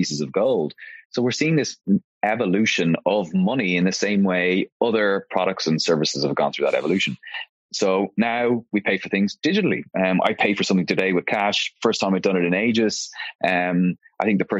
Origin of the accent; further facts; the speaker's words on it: Dublin, Leinster, Ireland; I am born and raised in Dublin here in Ireland.